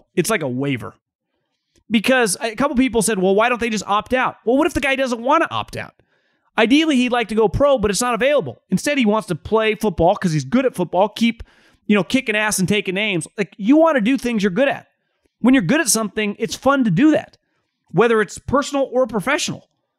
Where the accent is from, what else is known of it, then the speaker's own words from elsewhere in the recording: New Hampshire, United States; I'm from New Hampshire native, born and raised.